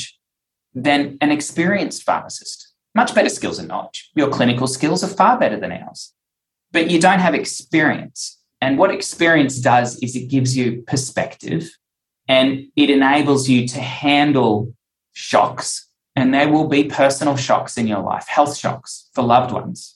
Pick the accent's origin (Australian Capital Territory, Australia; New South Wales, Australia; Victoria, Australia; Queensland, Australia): Queensland, Australia; Cairns; moved away as an adult; also born or lived in Townsville / Newcastle; I had to move to Townsville to become a pharmacist. We moved to Newcastle and worked there to get experience. And then we ended up back in Cairns